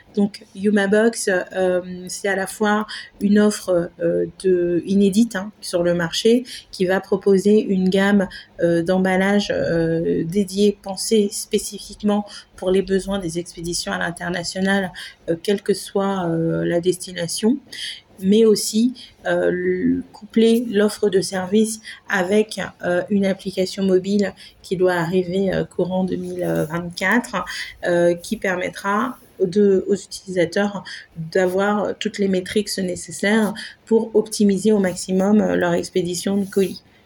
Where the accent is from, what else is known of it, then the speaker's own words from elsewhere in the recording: Haiti; moved away; Je suis euh, repartie en fait m'installer à Haïti, mon pays d'origine